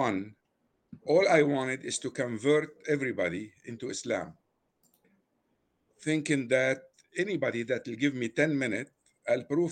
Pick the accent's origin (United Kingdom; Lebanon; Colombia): Lebanon; Beirut, Beirut Governorate; first language Arabic; English is a second language; moved away as an adult; now in United States; I was born in Beirut, Lebanon, in 1944.